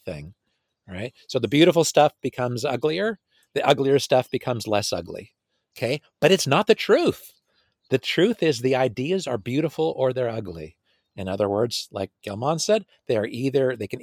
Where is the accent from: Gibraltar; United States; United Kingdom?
United States; California; I'm from California. My wife and I were both from California